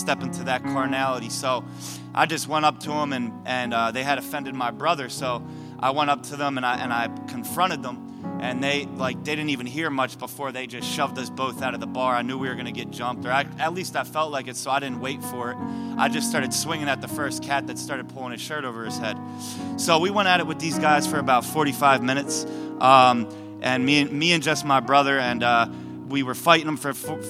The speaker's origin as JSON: {"language": "English", "town": "Philadelphia", "region": "Pennsylvania", "country": "United States", "tie": "born or raised there", "also_born_or_lived": "Buffalo", "moved": "as an adult", "said": "I was back in my hometown because I grew up in Philly, born and raised"}